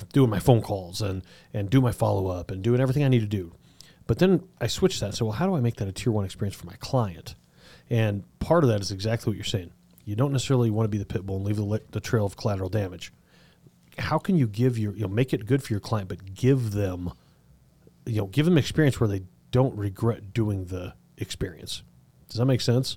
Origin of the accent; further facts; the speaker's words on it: Southern Colorado, United States; I grew up in Southern Colorado